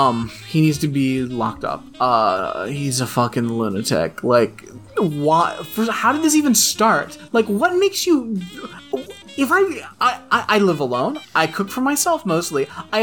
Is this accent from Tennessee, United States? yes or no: yes; Tennessee, United States; we grew up in Tennessee.